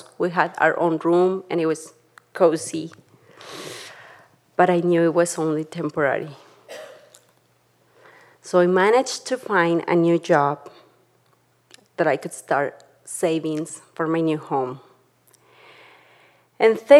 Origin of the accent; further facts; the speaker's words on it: Tlaxcala, Mexico; now in Jackson, United States; I grew up in Tlaxcala, Mexico, with my mom